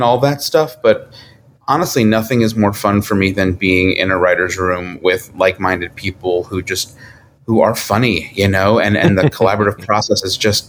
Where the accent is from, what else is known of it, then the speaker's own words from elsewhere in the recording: New York, United States; moved away as an adult; now in Los Angeles, United States; I'm from New York. So, my family's there